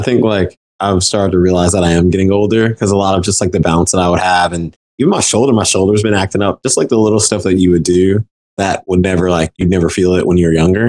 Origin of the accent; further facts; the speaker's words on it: Memphis, Tennessee, United States; I am from Memphis